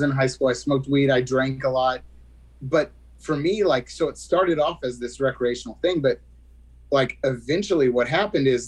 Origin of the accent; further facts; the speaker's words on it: West Texas, United States; I grew up in West Texas.